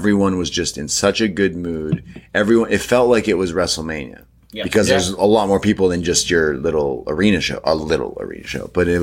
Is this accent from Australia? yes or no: no; Canada; I'm a Canadian coming to New York.